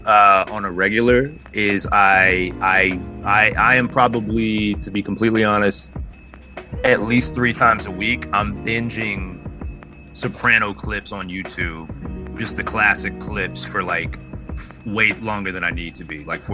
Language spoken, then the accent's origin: English; Marietta, Georgia, United States; also born or lived in Alpharetta, Georgia; I'm from Atlanta. I've had really good Southern food growing up